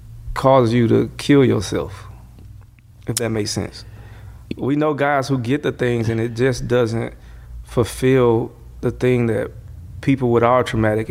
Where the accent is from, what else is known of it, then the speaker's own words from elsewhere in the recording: Atlanta, Georgia, United States; This is growing up in Atlanta.